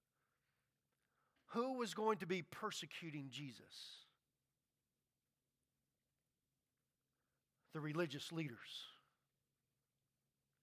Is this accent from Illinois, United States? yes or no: no; Baton Rouge, Louisiana, United States; I grew up in Baton Rouge, Louisiana, and there's a lot of Catholics